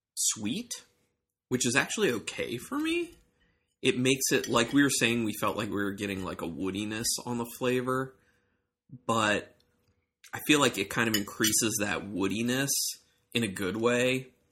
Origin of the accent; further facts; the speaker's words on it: Ohio, United States; now in Maryland, United States; I'm from Ohio